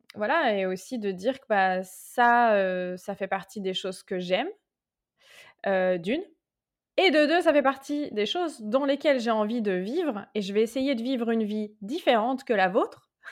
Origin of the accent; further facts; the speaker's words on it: Tours, Centre-Val de Loire, France; moved away as an adult; j'ai trouvé un cabinet à Tours. Et puis, oui, donc je suis rentrée dans ma ville natale.